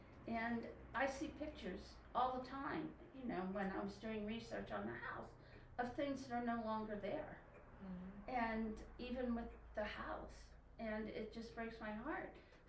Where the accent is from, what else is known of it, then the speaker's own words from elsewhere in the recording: Pennsylvania, United States; Western PA.